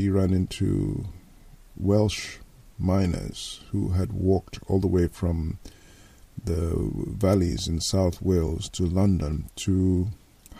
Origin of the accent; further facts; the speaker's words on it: Nigeria; now in Liverpool, United Kingdom; I'm a Nigerian. I live in Liverpool in England, where I've lived since 1989.